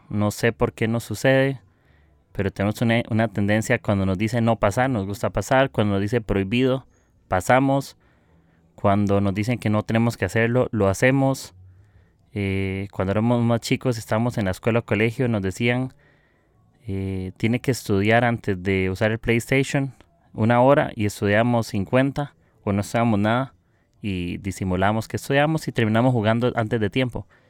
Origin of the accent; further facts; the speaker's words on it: Costa Rica; soy de Costa Rica